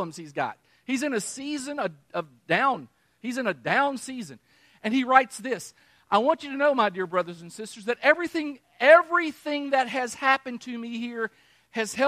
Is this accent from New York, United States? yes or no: no; Kentucky, United States; moved away; also born or lived in New Mexico / Texas / Missouri; I'm from Kentucky. Remember, I'm from Kentucky. I lived in New Mexico for a while. I've lived in Texas. I lived in Missouri.